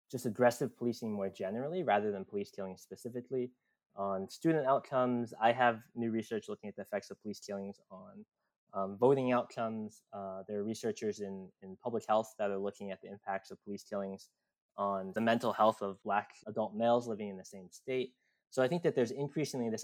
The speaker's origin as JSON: {"language": "English", "region": "Virginia", "country": "United States", "tie": "born or raised there", "said": "I grew up in Virginia"}